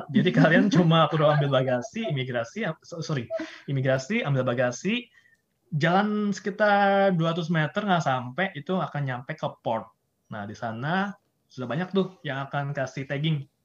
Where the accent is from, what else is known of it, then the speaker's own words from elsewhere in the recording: Indonesia; Kita orang Indo itu saking paspor kita lemah